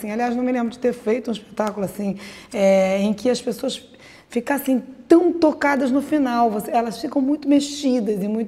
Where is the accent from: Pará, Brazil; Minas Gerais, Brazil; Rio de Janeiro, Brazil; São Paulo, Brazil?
Rio de Janeiro, Brazil; born there; a gente, eu nasci ali no Leblon e tal